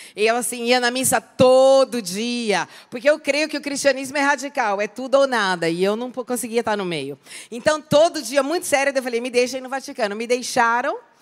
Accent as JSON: {"language": "Portuguese", "town": "Campinas", "region": "São Paulo", "country": "Brazil", "tie": "born or raised there", "also_born_or_lived": "Italy", "moved": "as an adult", "said": "eu nasci em Campinas, fui para a Itália quando eu tinha 19 anos"}